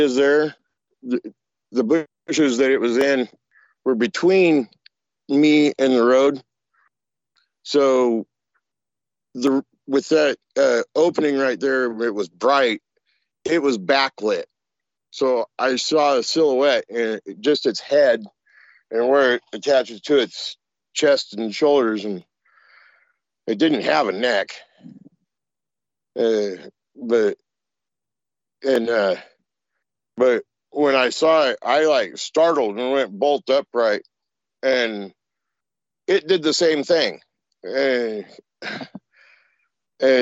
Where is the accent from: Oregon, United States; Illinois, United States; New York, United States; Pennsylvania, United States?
Oregon, United States; I'm from Oregon